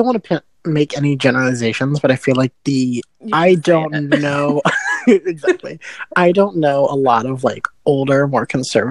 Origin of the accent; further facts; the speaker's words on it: United States; also born or lived in New York; as an American